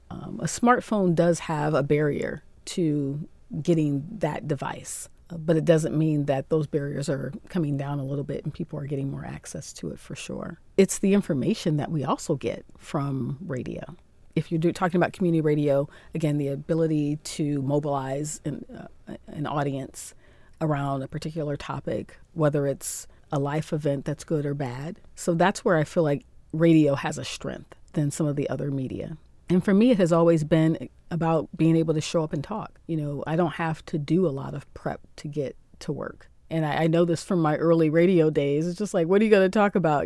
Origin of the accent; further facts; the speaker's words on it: Akron, Ohio, United States; moved away as an adult; also born or lived in Columbus, Ohio; now in Cairo, Egypt; hometown is in Akron, Ohio, in the U S